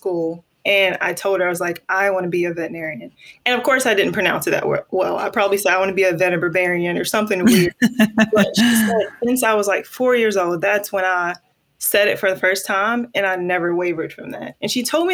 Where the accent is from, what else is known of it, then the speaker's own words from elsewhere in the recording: Mobile, Alabama, United States; I was born and raised in Mobile, Alabama. Very proud Mobile, Alabama native